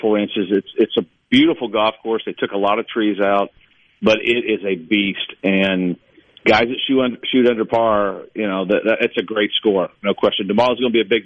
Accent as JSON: {"language": "English", "region": "Indiana", "country": "United States", "tie": "born or raised there", "moved": "yes", "lives_now": "Mississippi, United States", "said": "growing up in Indiana, and even when I got to Mississippi"}